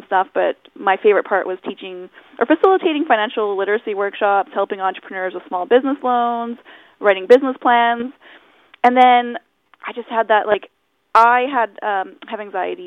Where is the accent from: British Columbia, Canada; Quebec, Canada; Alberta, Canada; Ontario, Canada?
British Columbia, Canada; Chilliwack; I'm Chilliwack, born and raised.